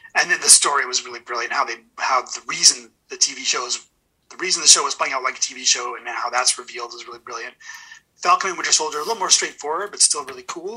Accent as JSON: {"language": "English", "town": "Edmonton", "region": "Alberta", "country": "Canada", "said": "I'm from Edmonton"}